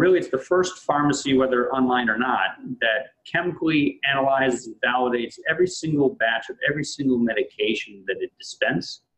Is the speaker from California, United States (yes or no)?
yes; San Diego, California, United States; born or raised there; moved away as an adult; also born or lived in Jerusalem, Israel; now in Connecticut, United States